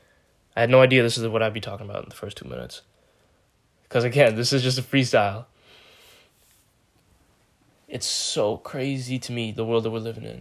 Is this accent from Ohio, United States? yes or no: no; New York, United States; I'm a New Yorker. I live in New York.